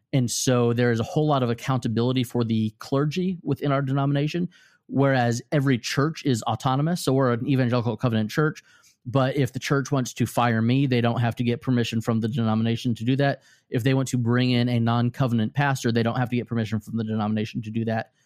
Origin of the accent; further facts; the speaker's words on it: Normal, Illinois, United States; I was born in normal Illinois.